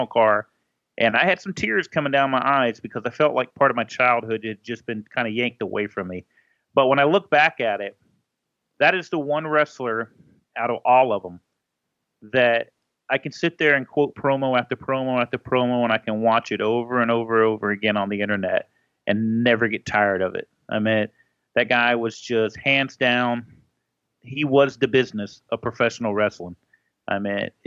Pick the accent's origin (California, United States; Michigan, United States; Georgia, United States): Georgia, United States; also born or lived in Florida; I was born in Florida, but and then we moved to Georgia later